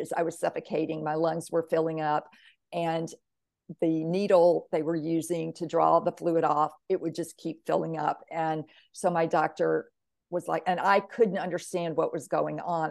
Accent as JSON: {"language": "English", "region": "Mississippi", "country": "United States", "tie": "born or raised there", "said": "growing up in Mississippi, all I knew about soul was soul food and soul music"}